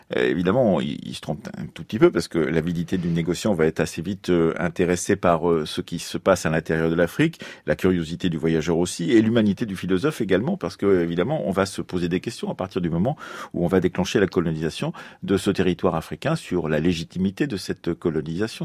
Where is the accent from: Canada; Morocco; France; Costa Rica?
France; Poitou, Nouvelle-Aquitaine; ma région natale du Poitou